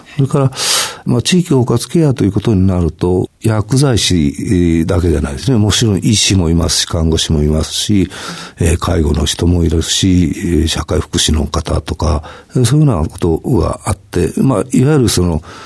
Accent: Hiroshima, Japan; 私は広島出身

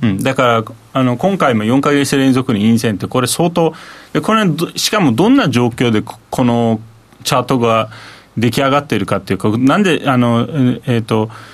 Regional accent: Turkey; now in Japan; 僕はだからインフレが本当にハイパーインフレがある国で生まれ育ってる

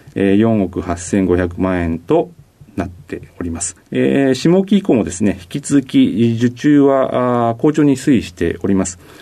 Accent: Nagaoka, Niigata, Japan; 出身は新 潟県の長岡市にあります

